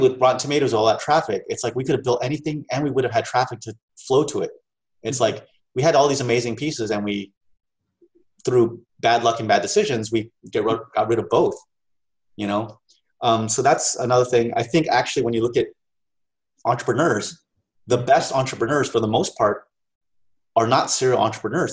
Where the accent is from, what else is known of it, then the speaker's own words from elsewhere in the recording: United States; also born or lived in Hong Kong; growing up in the States